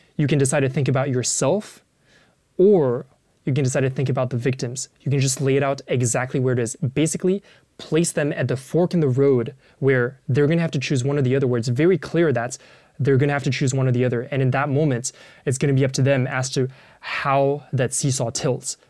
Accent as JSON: {"language": "English", "town": "Paris", "region": "Île-de-France", "country": "France", "tie": "born or raised there", "said": "I grew up in Paris"}